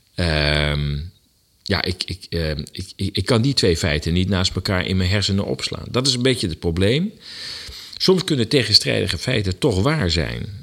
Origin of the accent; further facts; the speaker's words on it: Netherlands; wij als Nederlanders